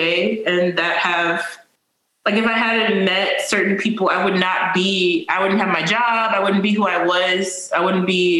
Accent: Fort Worth, Texas, United States; moved away as an adult; now in Baltimore, United States; I was born and raised in Fort Worth, Texas

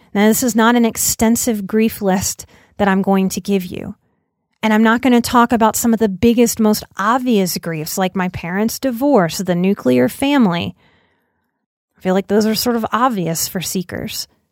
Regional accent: New Orleans, Louisiana, United States; I'm from New Orleans

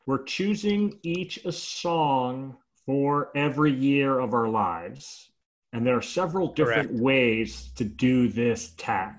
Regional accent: New York City, New York, United States; So in 1979, I grew up in Brooklyn

